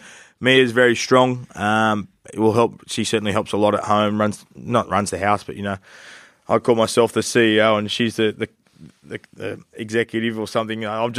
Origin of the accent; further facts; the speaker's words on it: Newcastle, New South Wales, Australia; I grew up in Newcastle in a rugby league family. The Knights come in the competition as a kid.